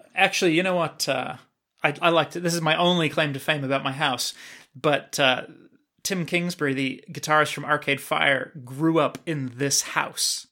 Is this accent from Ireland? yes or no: no; New Zealand; I was born and raised in New Zealand